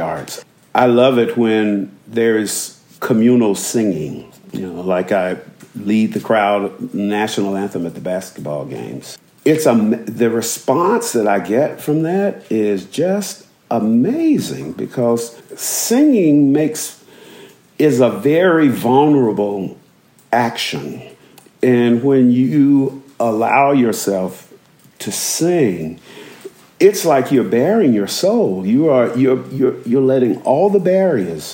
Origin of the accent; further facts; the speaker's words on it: Montgomery, Alabama, United States; I was born in Montgomery, Alabama in 1957